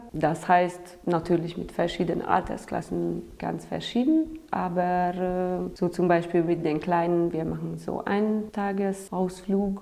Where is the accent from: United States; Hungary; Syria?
Hungary; German is a second language; now in Romania; Ich komme ursprünglich aus Ungarn